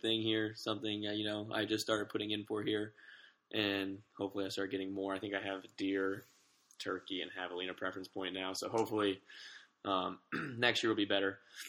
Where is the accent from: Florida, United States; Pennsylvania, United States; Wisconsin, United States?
Florida, United States; now in Phoenix, United States; I'm from Florida originally